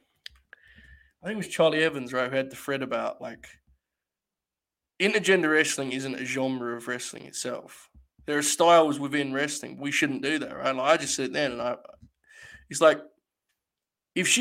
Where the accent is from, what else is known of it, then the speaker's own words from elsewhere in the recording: England, United Kingdom; I'm English